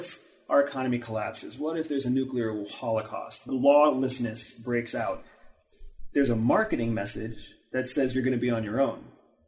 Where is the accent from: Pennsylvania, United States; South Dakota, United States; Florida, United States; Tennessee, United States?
Pennsylvania, United States; rural; I grew up on Acre Road in Pennsylvania, in rural Pennsylvania